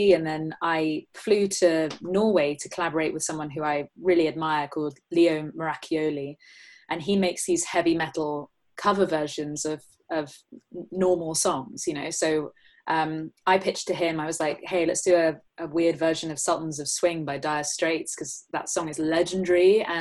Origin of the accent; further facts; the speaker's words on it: England, United Kingdom; me being English